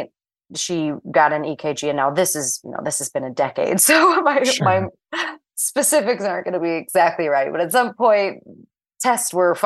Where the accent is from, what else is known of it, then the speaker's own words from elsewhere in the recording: St. Louis, Missouri, United States; moved away as an adult; also born or lived in Florida / New York City; I am originally from St. Louis, Missouri